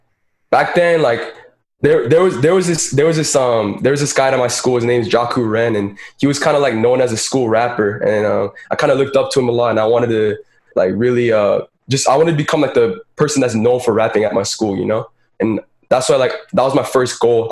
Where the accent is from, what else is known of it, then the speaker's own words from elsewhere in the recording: Santa Clarita, California, United States; I immigrated here when I was 5 years old, but I grew up most of my life in Santa Clarita, Valencia, California